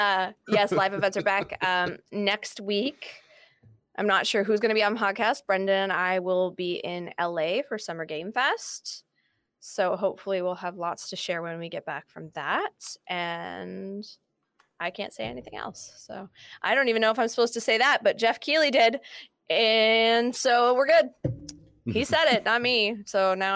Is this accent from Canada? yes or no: yes; Niagara Region, Ontario, Canada; I am born and raised in Niagara region